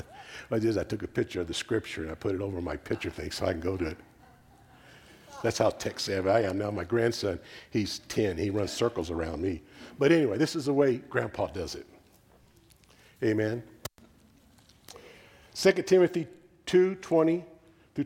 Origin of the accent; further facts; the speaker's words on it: Texas, United States; I'm a Texan